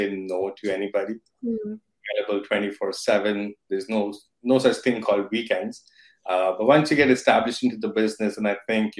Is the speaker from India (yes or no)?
yes; India; moved away as an adult; now in Toronto, Canada; I'm based in Toronto. I came to Toronto about 11 years ago from India